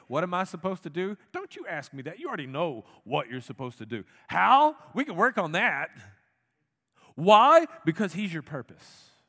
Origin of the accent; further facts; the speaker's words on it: United States; as an American Christian